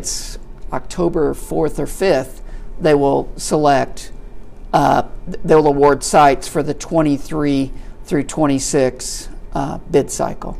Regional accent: Sikeston, Missouri, United States; I'm from Sykeston, Missouri, and we got the games on WPSD out of Paducah, Kentucky

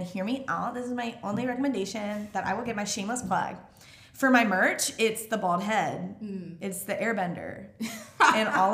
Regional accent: Mississippi, United States; I grew up in Mississippi

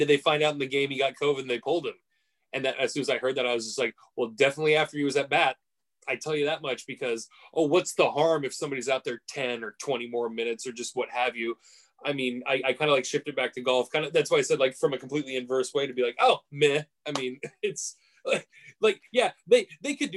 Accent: United States; as an American

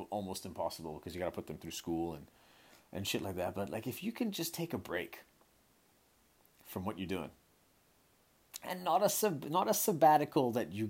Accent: Hong Kong; also born or lived in San Francisco Bay Area, United States; look, I'm from Hong Kong, born and raised in Hong Kong, right? I lived there my whole life. I, I lived eight years in in, uh, in the San Francisco Bay Area went to university there

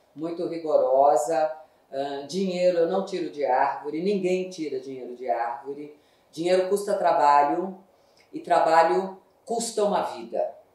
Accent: São Paulo, Brazil; eu sou da ZL. Sou só na leste. Eu nasci na Vila Maria

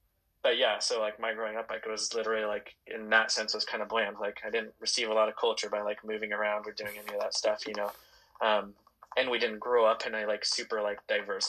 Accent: Vancouver, Washington, United States; I was born in Vancouver, Washington

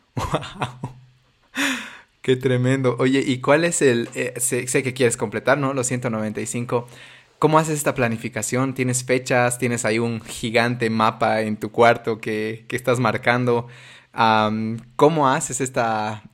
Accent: Bolivia; como bolivianitos asustados

